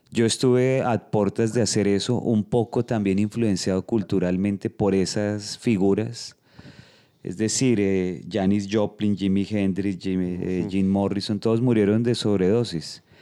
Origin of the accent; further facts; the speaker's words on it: Bogotá, Colombia; soy de Colombia. Eh, nací en Bogotá, pero pues he, vivido en varias partes del país, he estado viajando mucho.